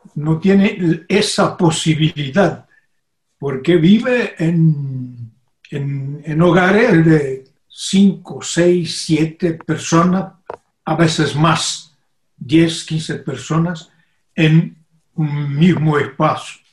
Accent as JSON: {"language": "Spanish", "country": "Brazil", "also_born_or_lived": "Brasília"}